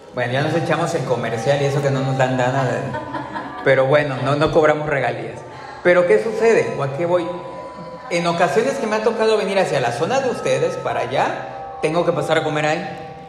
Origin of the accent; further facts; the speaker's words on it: Veracruz, Mexico; dónde naciste, Veracruz, en qué fecha naciste, en el 80